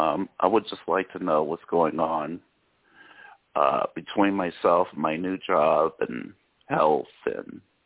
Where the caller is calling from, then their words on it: California, United States; Aaron, California.